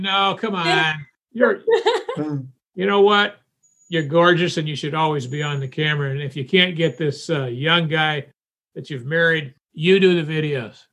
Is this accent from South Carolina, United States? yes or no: yes; Union, South Carolina, United States; I grew up in Union City, South Carolina